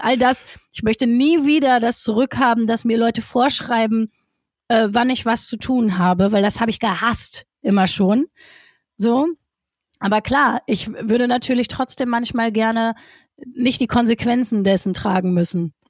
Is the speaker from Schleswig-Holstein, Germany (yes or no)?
no; Essen, North Rhine-Westphalia, Germany; ich komme aus Essen